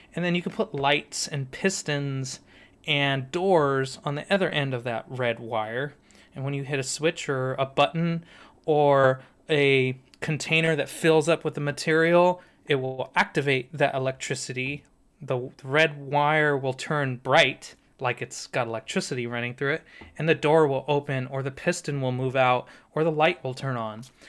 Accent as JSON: {"language": "English", "town": "San Diego", "region": "California", "country": "United States", "tie": "born or raised there", "said": "I'm thirty-five, grew up in San Diego on the beach"}